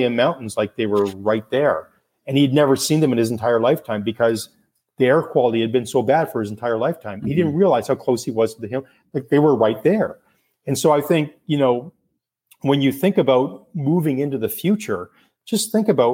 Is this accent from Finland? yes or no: no; Canada; I'm Canadian